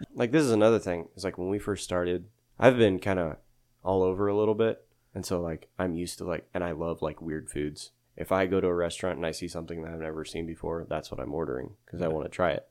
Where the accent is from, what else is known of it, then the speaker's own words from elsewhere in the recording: Yoder, Kansas, United States; also born or lived in Hutchinson, Kansas / St. Louis, Missouri; now in Sterling, United States; I grew up in Yoder, Kansas. That's where I'm originally from